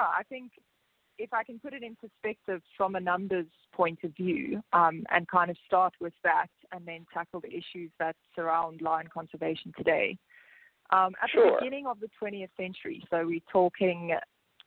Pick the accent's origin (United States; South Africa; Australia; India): South Africa; I was born in South Africa